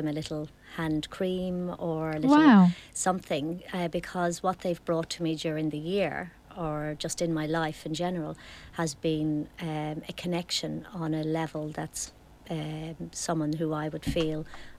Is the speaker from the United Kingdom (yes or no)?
no; Ireland; moved away; I'm from Ireland and my mother is overseas